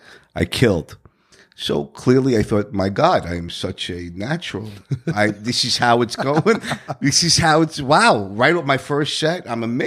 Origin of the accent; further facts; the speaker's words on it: Brooklyn, New York, United States; also born or lived in New Jersey; Well, I was born in Jersey, raised in mostly in Brooklyn.